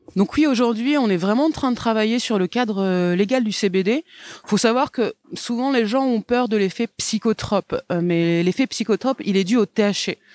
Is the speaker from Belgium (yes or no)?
no; the South-West, south-west France, France; je suis née dans le Sud-Ouest